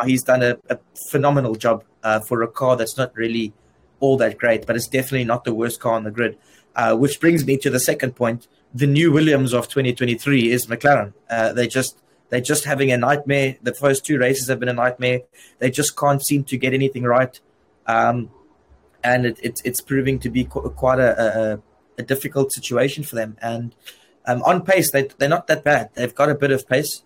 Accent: South Africa; I'm from South Africa

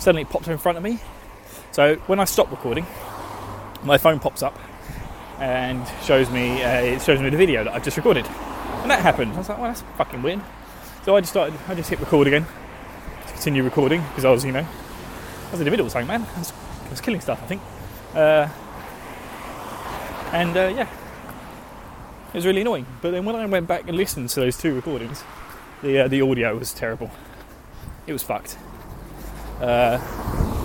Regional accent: Essex, East of England, United Kingdom; accent: Essex; my my Essex accent

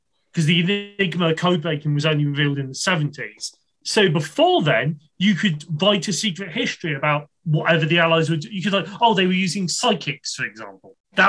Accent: Coventry, West Midlands, United Kingdom; accent: British; I'm from Coventry.

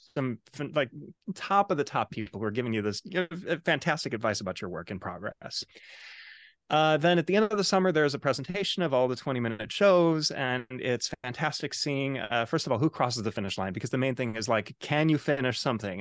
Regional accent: Chicago, Illinois, United States; now in New York City, United States; I'm originally from Chicago, Illinois. Uh, now, um, of course, I live in New York City

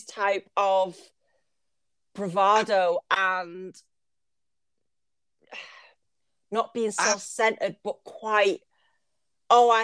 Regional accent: United Kingdom; I'm British

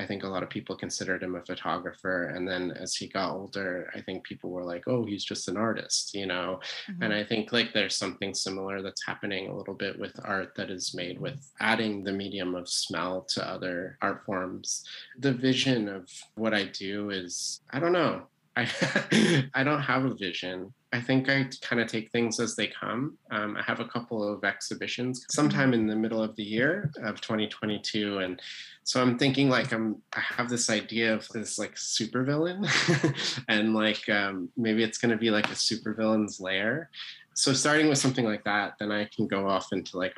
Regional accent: Vermont, United States; I grew up in Vermont in a very rural place near the Canadian border

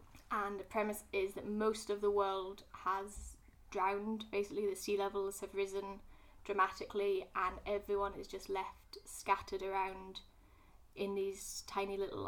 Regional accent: Scotland, United Kingdom; moved away; also born or lived in Glasgow; I am a Scottish person

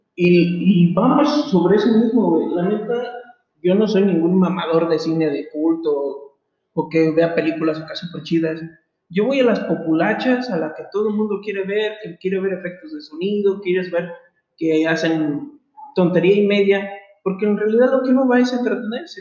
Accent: Mexico; como todo mexicano

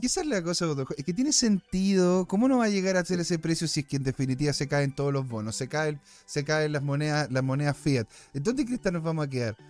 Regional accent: Chile; somos chilenos, eh, somos latinos

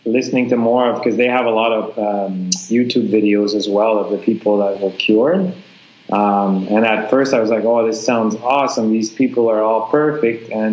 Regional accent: Canada; moved away as an adult; now in Vietnam; we're all Canadian teachers here at a Canadian school.

